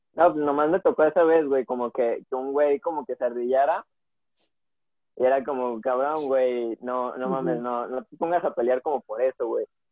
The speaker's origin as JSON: {"language": "Spanish", "town": "Guadalajara", "region": "Jalisco", "country": "Mexico", "said": "nosotros dos somos de Guadalajara"}